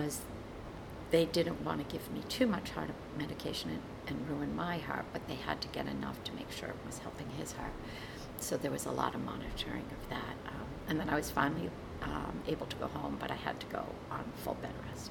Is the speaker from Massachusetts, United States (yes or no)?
yes; Massachusetts, United States; moved away; also born or lived in Maine; I grew up in Massachusetts, and you know, my family was still in Massachusetts